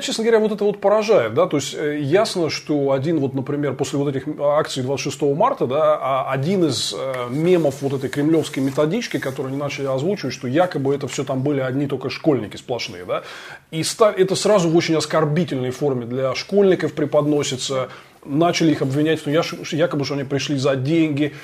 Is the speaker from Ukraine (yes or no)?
no; Moscow, Russia; мы, москвичи